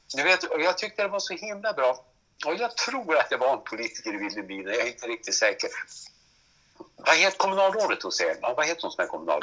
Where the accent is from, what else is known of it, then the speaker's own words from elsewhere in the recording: Vännäsby, Västerbotten County, Sweden; jag är ju född i Vänersby och bor fortfarande i Vänersby.